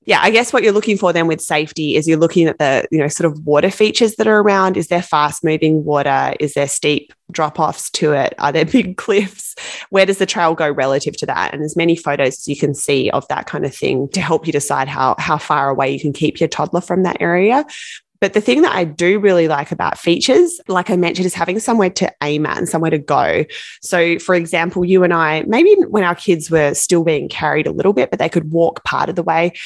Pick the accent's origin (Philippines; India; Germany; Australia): Australia; I'm from Australia